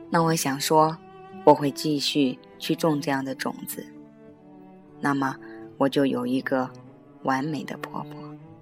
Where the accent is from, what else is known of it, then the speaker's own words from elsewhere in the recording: China; 我们中国人